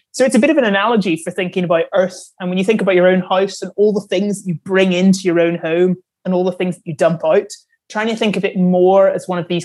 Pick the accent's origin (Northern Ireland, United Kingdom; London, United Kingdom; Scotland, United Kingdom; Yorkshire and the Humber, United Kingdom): Northern Ireland, United Kingdom; I'm from Northern Ireland